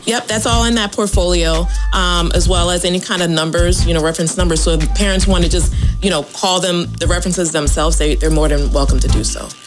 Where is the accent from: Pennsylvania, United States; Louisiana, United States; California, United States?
Pennsylvania, United States; Philadelphia; moved away; I'm not from here either. I'm from Philadelphia.